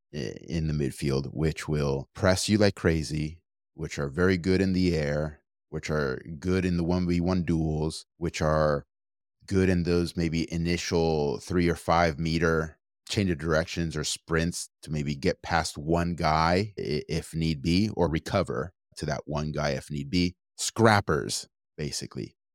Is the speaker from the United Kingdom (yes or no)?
no; Argentina; now in United States; I come from Argentina